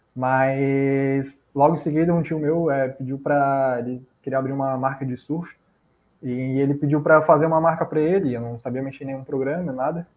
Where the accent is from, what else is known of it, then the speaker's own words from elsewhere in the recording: Florianópolis, Santa Catarina, Brazil; eu morava, cresci ali no bairro do Jardim Atlântico